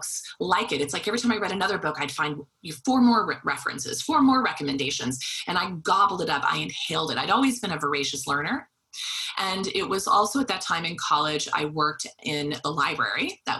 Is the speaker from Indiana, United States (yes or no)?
no; Wichita, Kansas, United States; I was from Wichita, Kansas.